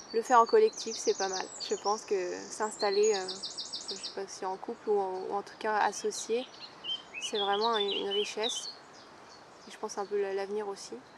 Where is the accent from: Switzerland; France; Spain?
France; Vosges, Grand Est; now in Brittany, France; je viens des Vosges, il y a de la forêt partout